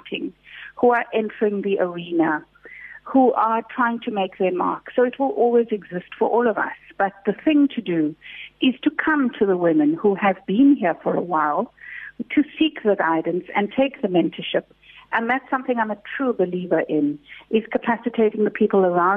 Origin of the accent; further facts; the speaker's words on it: Durban, KwaZulu-Natal, South Africa; We come from Chatsworth. We didn't have a lot of money.